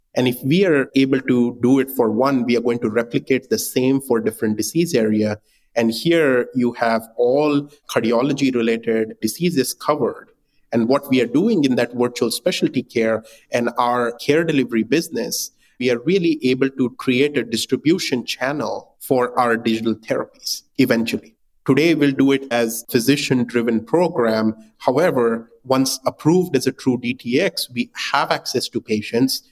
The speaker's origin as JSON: {"language": "English", "country": "India", "tie": "born or raised there", "also_born_or_lived": "Singapore", "moved": "as an adult", "said": "I was born and raised in India"}